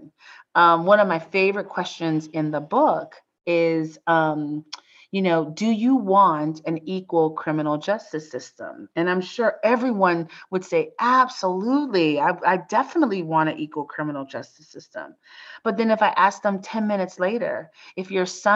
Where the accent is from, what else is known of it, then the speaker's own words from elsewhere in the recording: United States; as an American